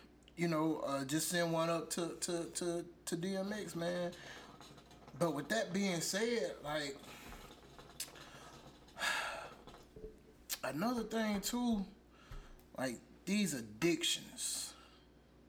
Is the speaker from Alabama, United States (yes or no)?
yes; Alabama, United States; Yes, I'm from Alabama